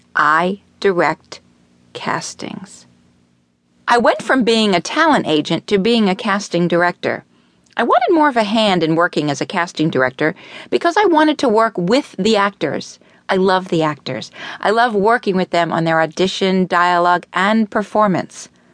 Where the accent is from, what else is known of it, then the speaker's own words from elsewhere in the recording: Miami, Florida, United States; I was born in Miami Beach and raised in Miami